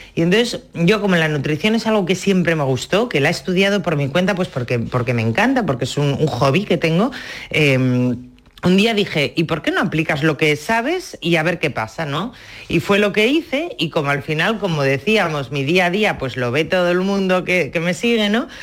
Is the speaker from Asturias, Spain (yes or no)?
yes; Asturias, Spain; en mi casa, como tú decías al principio, somos asturianos, somos de disfrutar en, la mesa